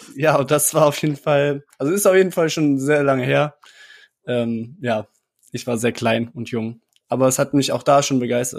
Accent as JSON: {"language": "German", "town": "Cologne", "region": "North Rhine-Westphalia", "country": "Germany", "tie": "born or raised there", "said": "Ich bin äh, kurz vor der Jahrtausendwende geboren hier in Köln"}